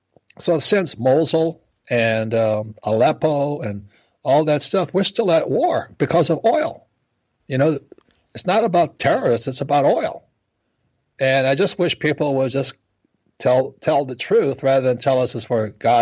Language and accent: English; Hawaii, United States; also born or lived in New York; I'm fourth generation Japanese American. And the story of Rich Dad, Poor Dad was growing up in Hawaii.